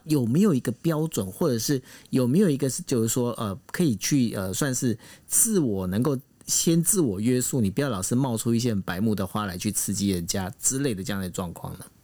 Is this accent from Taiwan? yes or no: yes; Taiwan; 毕竟我们台湾人呢